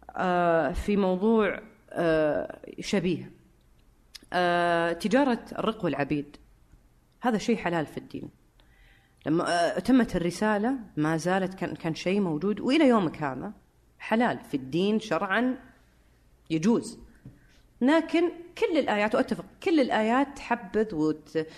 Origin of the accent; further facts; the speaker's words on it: Syria; بس الحين ذكرت النقطه فانا سوري آه، برجع لها